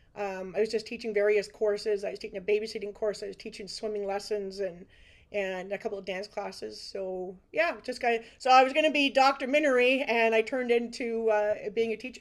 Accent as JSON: {"language": "English", "town": "Brantford", "region": "Ontario", "country": "Canada", "tie": "born or raised there", "said": "I'm a Brantford resident uh, most of my life. I actually live in the exact same house that I was born in up on Martin Ave"}